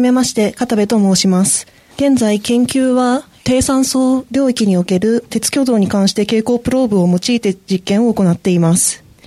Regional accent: Takayama, Gifu, Japan; moved away; 高山市出身なので

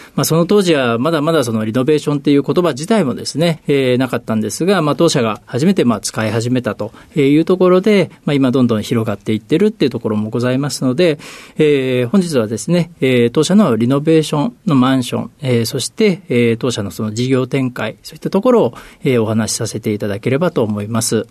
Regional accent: Ehime, Japan; 出身はですね、あの、四国の愛媛県というところになります

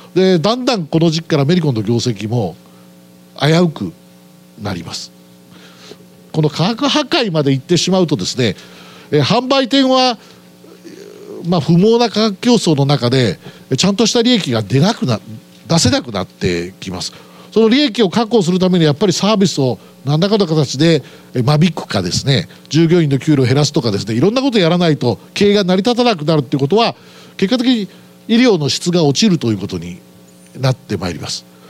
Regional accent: Aichi, Japan; 出身はまあ愛知県で

